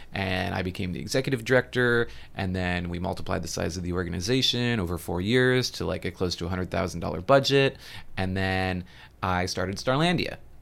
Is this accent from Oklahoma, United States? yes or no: no; Homer, Alaska, United States; now in Savannah, United States; I grew up in Homer, Alaska.